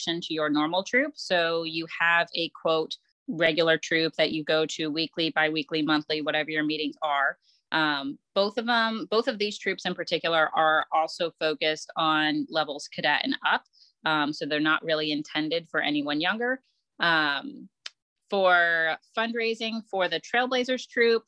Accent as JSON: {"language": "English", "area": "Santa Clara County", "region": "California", "country": "United States", "tie": "born or raised there", "moved": "yes", "lives_now": "Raleigh-Durham, United States", "said": "I started Girl Scouts in Santa Clara County Council, which I believe now is Girl Scouts of Northern California"}